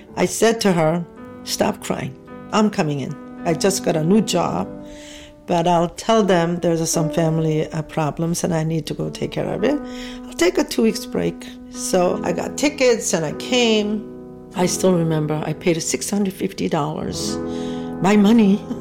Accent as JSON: {"language": "English", "country": "South Korea", "tie": "born or raised there", "moved": "yes", "said": "I was born in South Korea, 1947"}